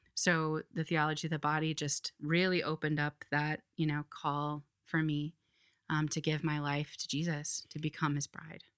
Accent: Iowa, United States; moved away as an adult; now in Philadelphia, United States; I grew up in Iowa

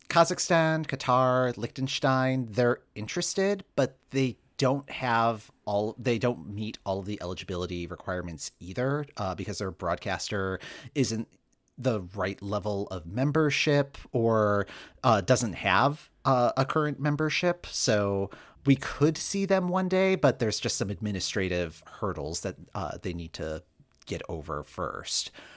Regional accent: Michigan, United States; moved away; I'm from Michigan originally

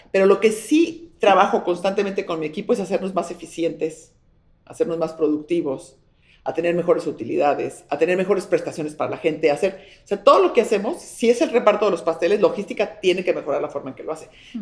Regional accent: Mexico; soy mexicana

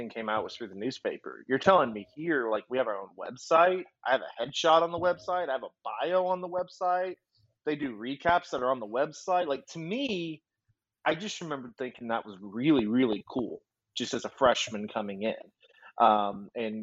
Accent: Monroe, Louisiana, United States; also born or lived in Memphis; now in Oklahoma City, United States; I'm from Monroe, Louisiana, which is the northern part of Louisiana.

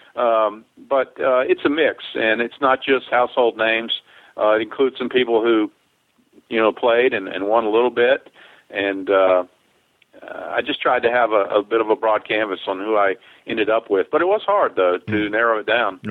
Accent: Southern Pines, North Carolina, United States; also born or lived in Pinehurst, North Carolina; I grew up in uh, Southern Pines, North Carolina. I was born in Pinehurst at the hospital there

